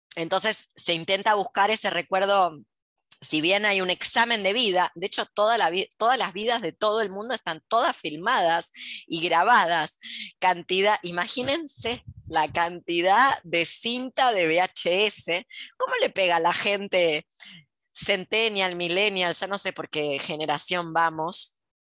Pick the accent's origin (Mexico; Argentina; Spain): Argentina; also born or lived in Buenos Aires; ¿Por qué soy argentina? ¿Por qué no me tocó ser japonesa? ¿Por qué nací acá?